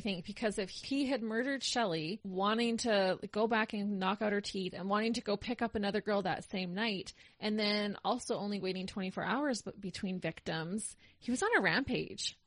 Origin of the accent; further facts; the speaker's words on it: Canada; Being a Canadian, living through those years